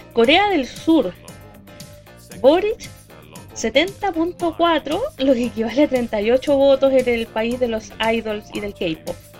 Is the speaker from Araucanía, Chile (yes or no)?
no; Quintero, Valparaíso, Chile; la comuna de Quintero, mi tierra natal